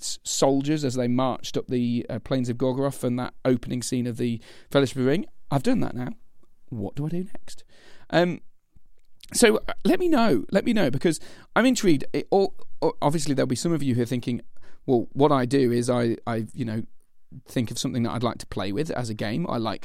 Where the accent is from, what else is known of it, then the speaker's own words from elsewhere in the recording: Lincoln, East Midlands, United Kingdom; I'm from Lincoln